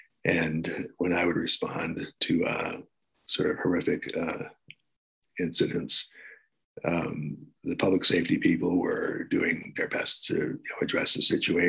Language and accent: English; Washington, District of Columbia, United States; born there; I was born in Washington, D.C., so I felt pretty comfortable there.